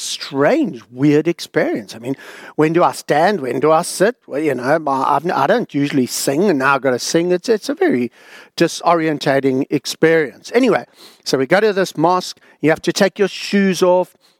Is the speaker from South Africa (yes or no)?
yes; South Africa; now in Australia; growing up in South Africa, I, I'd never been to a mosque before